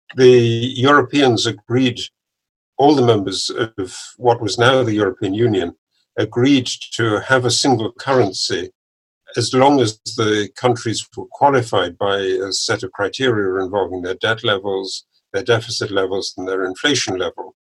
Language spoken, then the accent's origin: English; Cambridge, East of England, United Kingdom; moved away as an adult; now in Princeton, United States; I, I grew up in Cambridge, in England